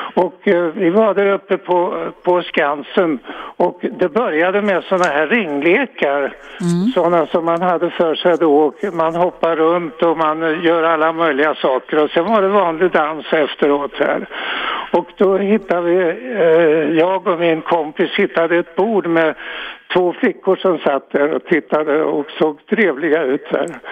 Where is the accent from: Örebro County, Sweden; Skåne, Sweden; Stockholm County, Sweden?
Örebro County, Sweden; Örebro; moved away as an adult; jag kommer från Örebro och eh, det var väl inte några särskilda intressanta saker där egentligen alltså. Vi gick i särskilt eh, läroverk